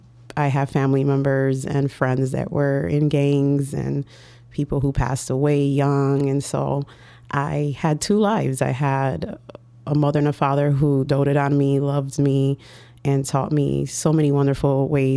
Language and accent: English; Chicago, Illinois, United States; born and raised in Humboldt Park.